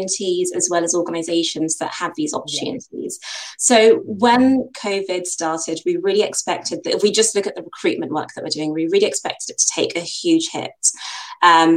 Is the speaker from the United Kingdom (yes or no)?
yes; United Kingdom; Nigerian heritage, but born and bred in the UK. As you can tell, my accent suggests I've been here for far too long